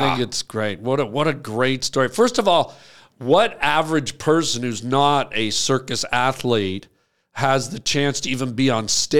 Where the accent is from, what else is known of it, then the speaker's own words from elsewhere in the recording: Canada; now in California, United States; Because I grew up in Canada, French was mandatory. So we had to learn it. Yeah. And I have quite an extensive vocabulary in French. I know a million French words and I have some grammar and can speak limited.